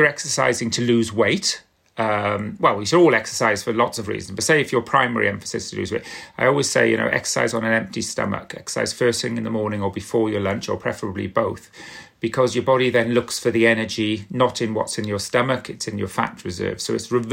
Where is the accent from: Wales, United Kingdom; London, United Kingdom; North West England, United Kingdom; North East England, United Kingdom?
Wales, United Kingdom; South; I'm from South Wales, and we used to love lava bread